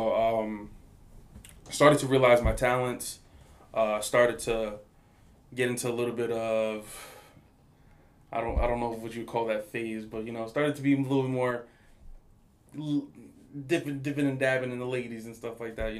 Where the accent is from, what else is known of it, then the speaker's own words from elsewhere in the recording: Paterson, New Jersey, United States; my hometown, Patterson.